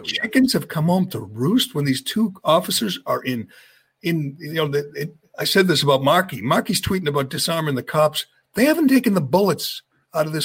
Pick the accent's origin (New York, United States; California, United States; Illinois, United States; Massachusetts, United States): Massachusetts, United States; Chelmsford; my my hometown, my my area, my city, Chelmsford